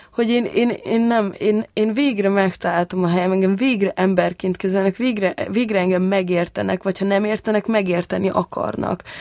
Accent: Budapest, Hungary; ott Békás megyeren, ahol én felnőttem

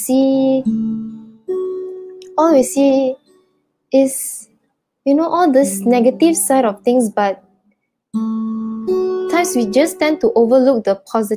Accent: Sitiawan, Perak, Malaysia; now in Kuala Lumpur, Malaysia; I'm originally from Setiawan Perak, but I'm currently working in KL

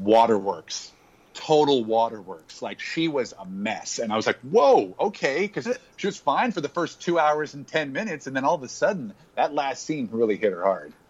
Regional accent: Hawaii, United States; I grew up in Hawaii.

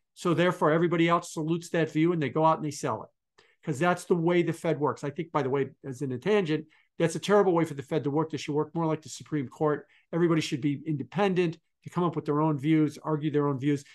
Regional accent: Chicago, Illinois, United States; also born or lived in Milwaukee, Wisconsin; I'm from Chicago

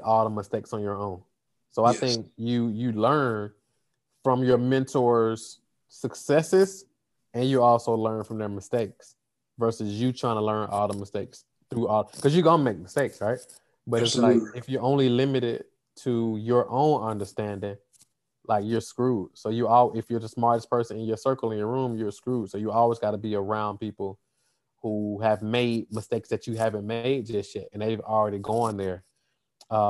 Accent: Atlanta, Georgia, United States; I'm here from Atlanta, Georgia

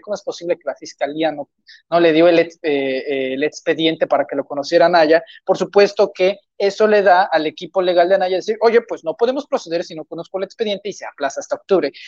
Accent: Tabasco, Mexico; ni soy de Tabasco

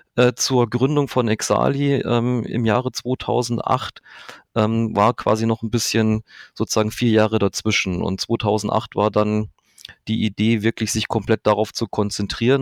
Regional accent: Manching, Bavaria, Germany; now in Augsburg, Germany; Ich komme aus Manching, das ist in der Nähe von Ingolstadt

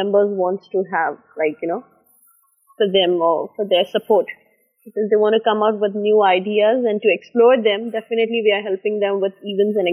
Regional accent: Mumbai, Maharashtra, India; moved away; over there in Bombay, I'm an Indian.

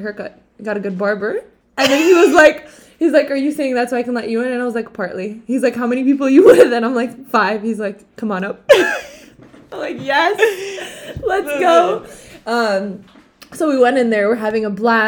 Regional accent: Morocco

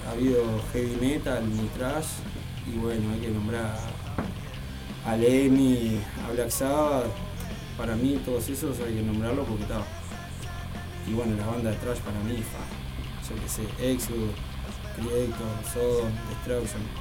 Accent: Fray Marcos, Florida, Uruguay; moved away as an adult; Yo soy de, de Fray Marco, del interior del mm. pueblo. cuando alguien me vine por acá como a los 20.

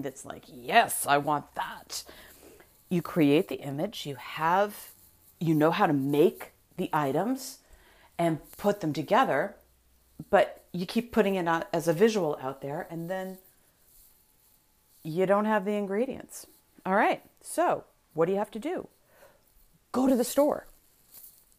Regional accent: Massachusetts, United States; I'm from Massachusetts.

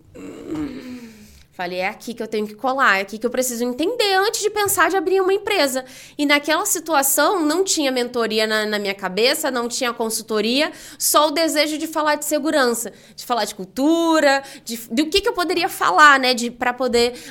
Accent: Rio de Janeiro, Brazil; now in São Paulo, Brazil; Eu comentei que vim do Rio, né? Então, vim do Rio para São Paulo, não tenho família aqui, né?

